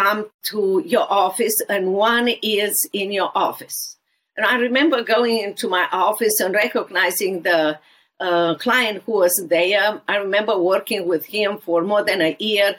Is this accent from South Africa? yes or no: no; Romania; English is a second language; moved away as an adult; now in Dallas, United States; walk with me in socialist and communist Romania in every area of my life